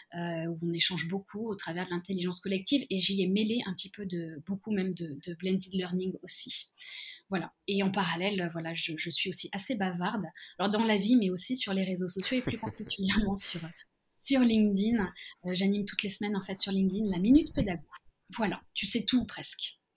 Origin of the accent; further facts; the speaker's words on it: Lyon, Auvergne-Rhône-Alpes, France; moved away as an adult; now in Tokyo, Japan; je viens je viens de Lyon